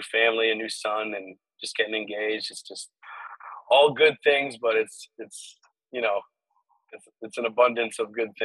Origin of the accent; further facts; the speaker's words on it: Salem, New Hampshire, United States; moved away; also born or lived in Lawrence, Massachusetts / Florida; Originally, I'm from Lawrence, Mass. I grew up in New Hampshire, though. Salem, New Hampshire.